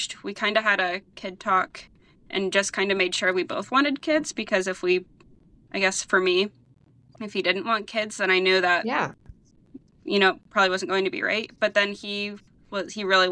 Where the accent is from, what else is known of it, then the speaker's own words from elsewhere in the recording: Cambridge Springs, Pennsylvania, United States; I'm from Cambridge Springs